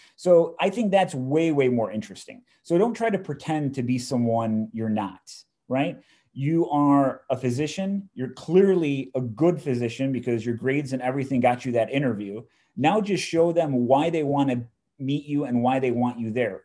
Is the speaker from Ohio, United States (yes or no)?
no; Chicago, Illinois, United States; born and raised in Chicago